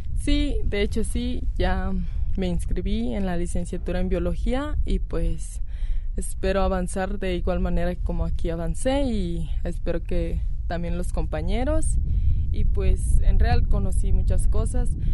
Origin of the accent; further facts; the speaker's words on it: Ocota de la Sierra, Jalisco, Mexico; soy de Ocota de la Sierra, del municipio de Mezquitic, Jalisco.